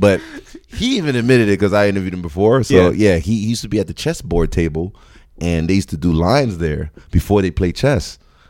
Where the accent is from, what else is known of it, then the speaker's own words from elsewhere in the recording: Brooklyn, New York, United States; I'm originally from Brooklyn.